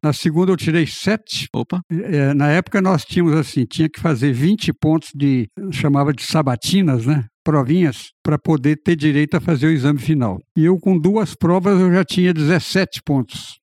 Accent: Rio Verde, Goiás, Brazil; moved away; also born or lived in Piracicaba; eu realmente eu sou de Goiás. Eu sou de Rio Verde, Goiás. Então o apelido é devido a essa minha origem.

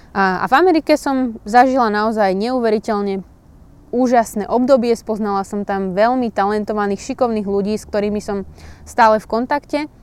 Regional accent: Púchov, Trenčín Region, Slovakia; kde bývam, odkiaľ pochádzam a kde som sa narodila

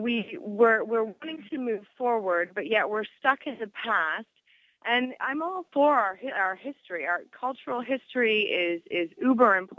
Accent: Canada; being a Canadian citizen

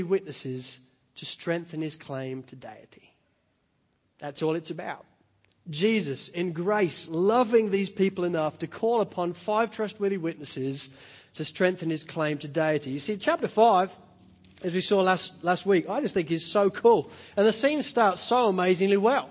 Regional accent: Spalding, East Midlands, United Kingdom; moved away; I grew up in Spalding in Lincolnshire in the east coast of England

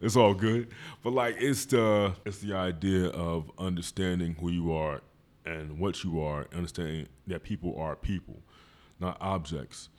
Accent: Philadelphia, Pennsylvania, United States; I've been in West Philly all my

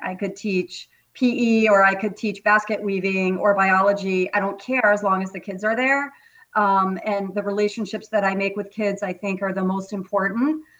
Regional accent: Vermont, United States; moved away as an adult; also born or lived in Acton, Massachusetts; I'm a native New Englander, born and raised in Vermont

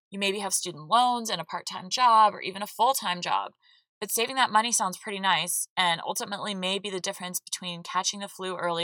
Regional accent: the South, my home state of Georgia, United States; Growing up in the South with two Northern parents

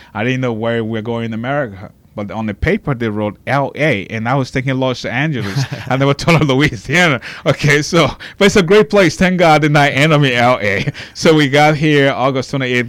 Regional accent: Liberia; now in Lafayette, United States; I grew up doing in Liberia

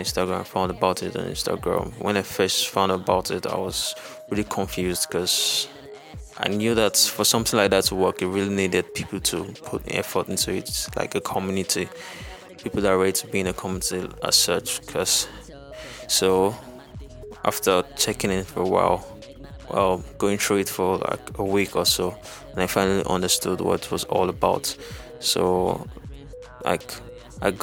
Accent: Nigeria; I'm an artist from Nigeria.

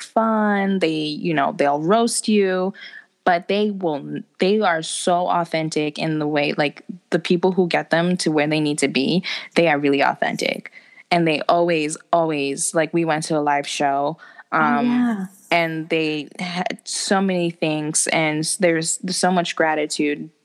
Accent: Bergen County, New Jersey, United States; I'm also from Bergen County area

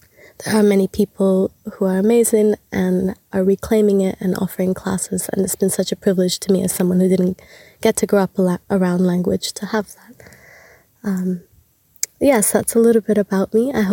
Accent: Canada; moved away as an adult; also born or lived in Mexico; now in Australia; I come from Anahuac, also known as Mexico. I have lived there for a short amount of time before my family and I were forced to move to Canada as refugees. Spent a lot of my time growing up in Canada

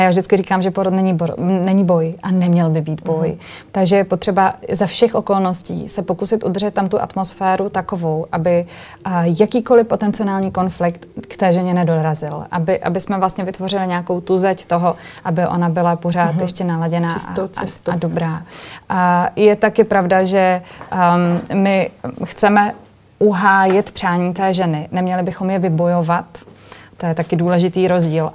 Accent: Moravia, Czechia; also born or lived in Brno; ve Vyškově u nás na Moravě

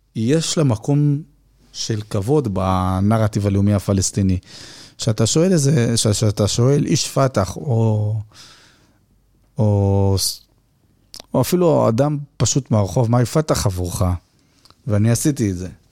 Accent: Haifa, Haifa District, Israel; אני חיפאי

